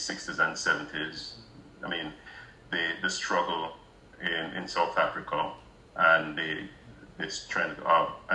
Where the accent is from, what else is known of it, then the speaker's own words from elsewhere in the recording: Jamaica; moved away; So I'm originally from Jamaica